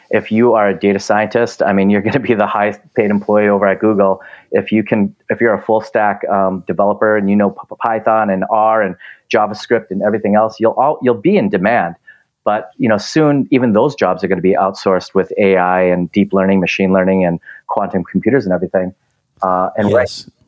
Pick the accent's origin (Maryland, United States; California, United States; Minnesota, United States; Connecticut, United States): Minnesota, United States; now in Los Angeles, United States; since I came from Minnesota, I don't want snow anymore. I want to go towards the ocean.